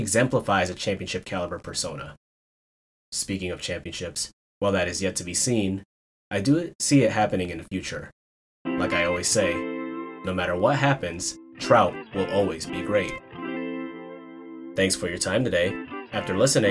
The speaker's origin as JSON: {"language": "English", "town": "Chicago", "region": "Illinois", "country": "United States", "tie": "born or raised there", "said": "my hometown Chicago"}